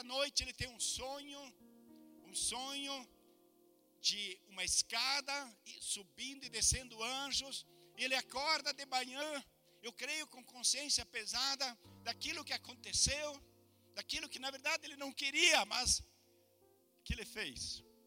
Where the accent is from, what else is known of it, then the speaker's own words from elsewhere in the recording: Brazil; moved away as an adult; also born or lived in Germany; Eu sou do Brasil